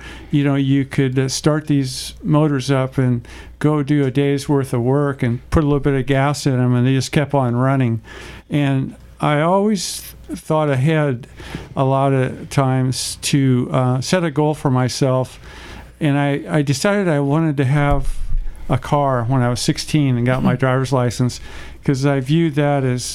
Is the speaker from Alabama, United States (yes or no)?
no; Orrville, Ohio, United States; now in California, United States; From near Orville, Ohio, a place called Riceland. And it's about 3 miles from Orville